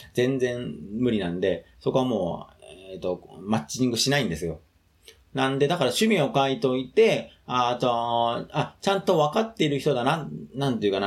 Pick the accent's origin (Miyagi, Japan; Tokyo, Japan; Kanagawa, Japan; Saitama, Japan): Tokyo, Japan; 僕はもともと上野の方の出身なので